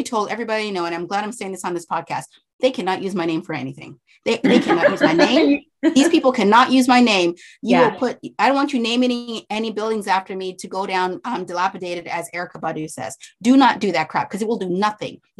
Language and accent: English; Canada; moved away; I'm Canadian